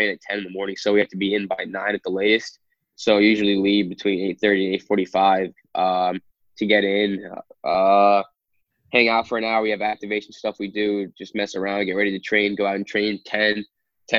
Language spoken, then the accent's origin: English; New York, United States; moved away as an adult; also born or lived in Philadelphia, Pennsylvania; now in Sacramento, United States; I'm from New York